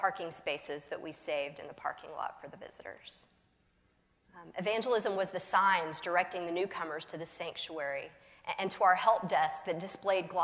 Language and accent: English; the South, United States; I'm from the South